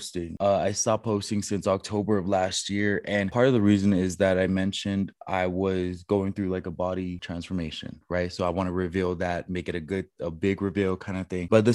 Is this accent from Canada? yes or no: no; Guam; moved away as an adult; I was raised on Guam